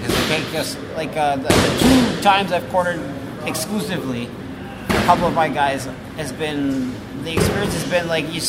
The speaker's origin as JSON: {"language": "English", "town": "Toronto", "region": "Ontario", "country": "Canada", "said": "From Toronto, I try to come out to, like, a different … tune."}